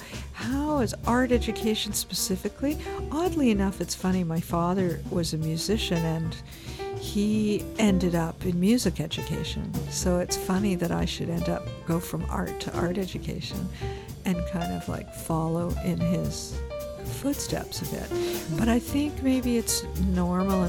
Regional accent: Toronto, Ontario, Canada; moved away as an adult; also born or lived in Spain; now in British Columbia, Canada; I'm originally from Toronto

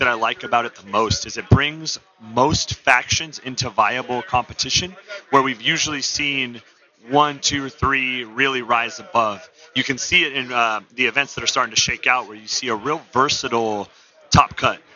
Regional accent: San Diego, California, United States; I'm from San Diego, California.

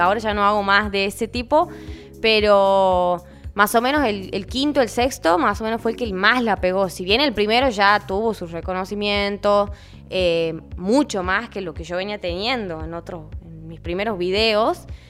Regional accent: Tucumán, Argentina; soy tucumana

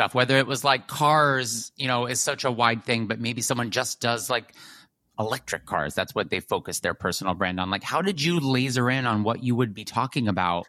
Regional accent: New York City, New York, United States; as a New Yorker who loves to run around the city

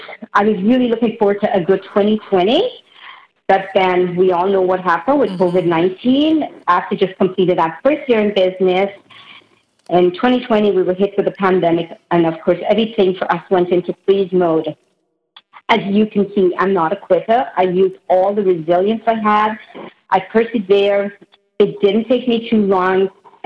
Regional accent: Indiana, United States; So I was born in Indiana, and I grew up with a family where both my mom and dad owned their own businesses.

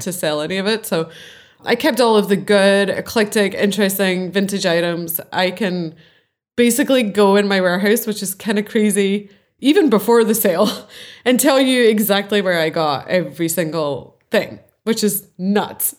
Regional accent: Scotland, United Kingdom; I'm Scottish

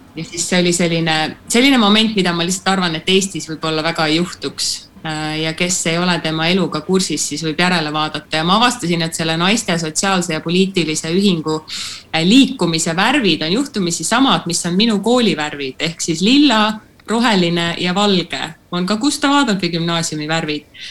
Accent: Tallinn, Harju County, Estonia; born or raised there; moved away

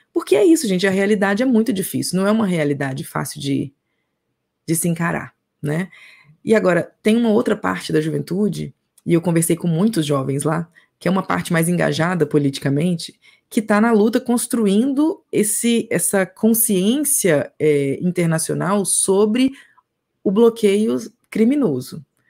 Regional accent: Minas Gerais, Brazil; Eu sou do Brasil, de Minas Gerais que fica no Brasil.

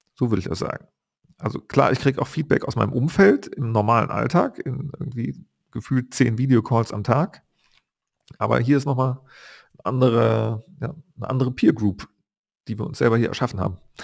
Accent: Bonn, North Rhine-Westphalia, Germany; moved away; seitdem ich meine Heimatstadt Bonn verlassen habe

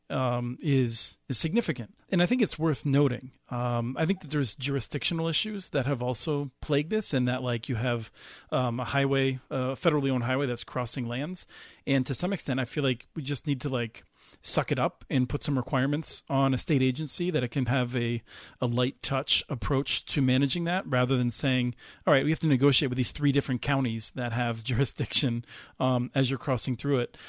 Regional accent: East Coast, United States; moved away as an adult; now in Minnesota, United States; grew up on the East Coast and, um, has lived in Minnesota for more than twenty-five years

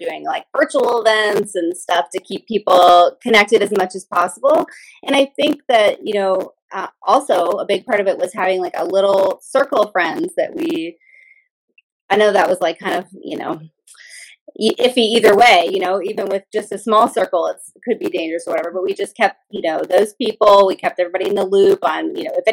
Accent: Louisville, Kentucky, United States; that's where I'm from

